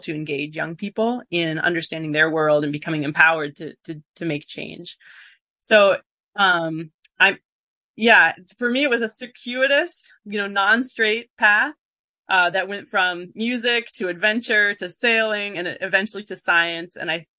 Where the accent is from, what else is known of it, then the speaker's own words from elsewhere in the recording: Minnesota, United States; moved away; So I grew up in a family of musicians. My parents are both classical musicians, and I grew up in Minnesota, far from here.